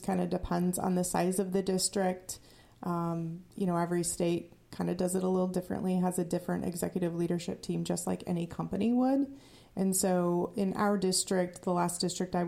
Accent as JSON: {"language": "English", "town": "Grinnell", "region": "Iowa", "country": "United States", "tie": "born or raised there", "also_born_or_lived": "Indiana / Arizona", "moved": "as an adult", "lives_now": "Iowa, United States", "said": "I was born in Iowa, in Grinnell, Iowa"}